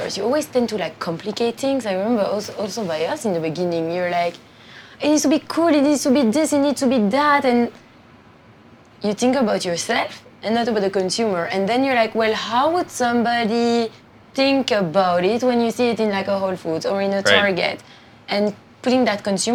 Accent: Antwerp, Flanders, Belgium; moved away as an adult; now in New York, United States; you live in a small town in Belgium, a small town, city in Belgium, in Antwerp

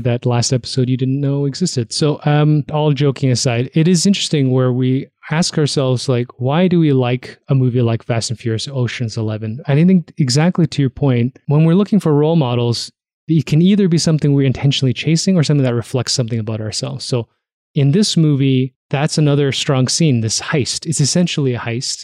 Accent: Toronto, Ontario, Canada; moved away as an adult; also born or lived in Hamilton; now in Calgary, Canada; I was growing up in Toronto

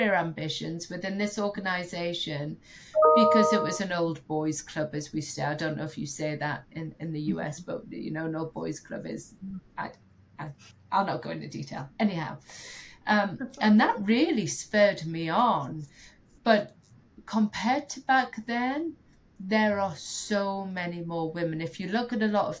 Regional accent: United Kingdom; as a Brit

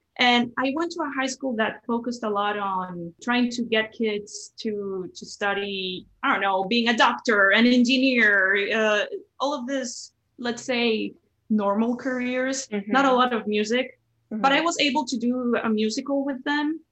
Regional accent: Cali, Valle del Cauca, Colombia; moved away as an adult; also born or lived in Bogotá, Colombia; now in Brooklyn, United States; I was born in Cali, Colombia, which is actually known as the city of salsa.

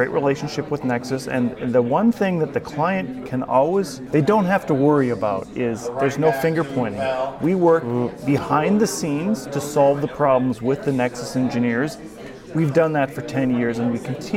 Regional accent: Minnesota, United States; I'm from Minnesota

